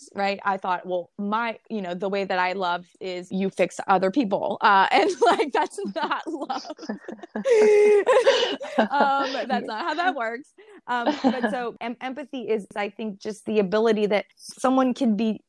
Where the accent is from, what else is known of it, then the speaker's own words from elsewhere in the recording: Montreal, Quebec, Canada; I'm from Montreal. I'm from Rosemont to Tatry